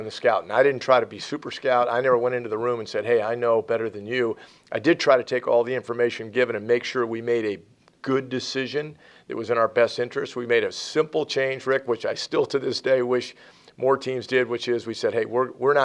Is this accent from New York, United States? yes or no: no; Tampa, Florida, United States; moved away as an adult; now in Atlanta, United States; I grew up in Tampa.